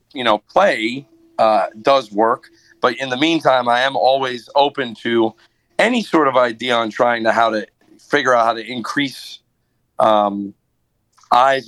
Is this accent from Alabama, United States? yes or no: no; Long Island, New York, United States; moved away as an adult; now in Nashville, United States; Long Island, which is where I'm originally from